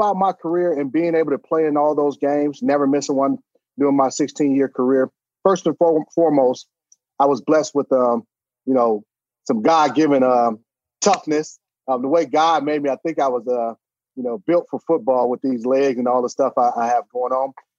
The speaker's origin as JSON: {"language": "English", "town": "Cleveland", "region": "Ohio", "country": "United States", "tie": "born or raised there", "said": "growing up in Cleveland"}